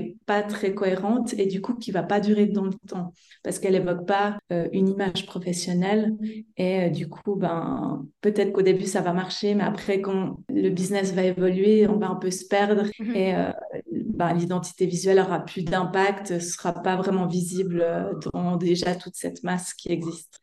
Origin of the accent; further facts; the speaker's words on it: Switzerland; accent: Swiss; moved away; vous entendrez par mon petit accent que je viens de Suisse.